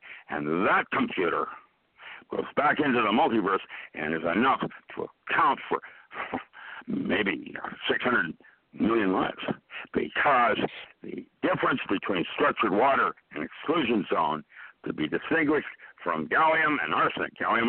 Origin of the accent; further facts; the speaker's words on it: Philippines; My parents are Indochina theater during the war, and I grew up in the Philippines. That's where I learned how to box.